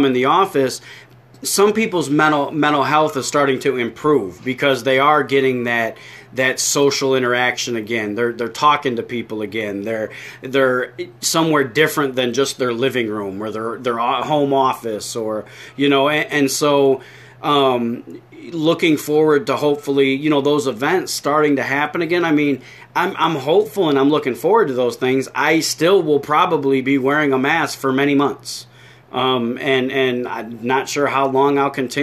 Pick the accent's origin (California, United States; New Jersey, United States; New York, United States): New York, United States; a fat guy from New York